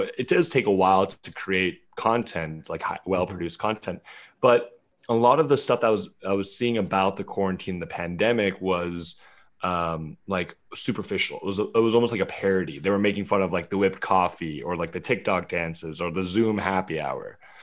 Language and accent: English; Charleston, West Virginia, United States; also born or lived in Lewisburg, West Virginia; I was born in, uh, Lewisburg, West Virginia, and I was raised in Charleston, West Virginia